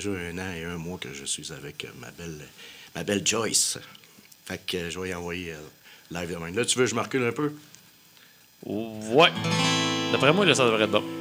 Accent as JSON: {"language": "French", "region": "Quebec", "country": "Canada", "said": "Moi, je viens du Québec, c'est là ce qui fait faire."}